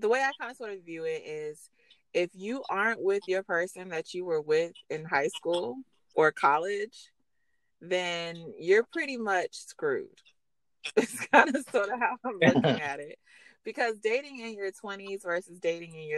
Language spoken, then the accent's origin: English; Hinesville, Georgia, United States; I'm actually from Hinesville, Midway area of Georgia.